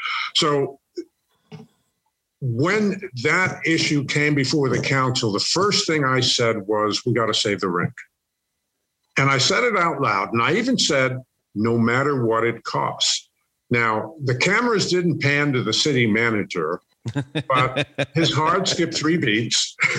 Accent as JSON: {"language": "English", "region": "Northeast", "country": "United States", "said": "Well, first of all, I'm from the Northeast, which means I ice skate."}